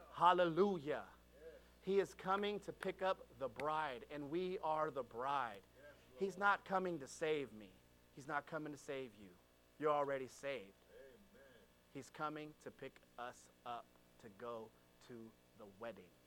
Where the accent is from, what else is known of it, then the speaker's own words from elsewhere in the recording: California, United States; I was born and raised in California